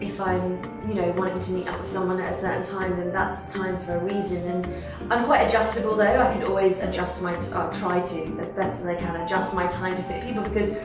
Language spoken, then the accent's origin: English; United Kingdom; I'm British